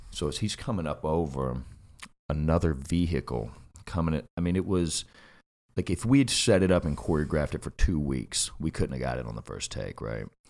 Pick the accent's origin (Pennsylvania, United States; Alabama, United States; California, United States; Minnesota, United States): Alabama, United States; moved away as an adult; now in Los Angeles, United States; I grew up in Bama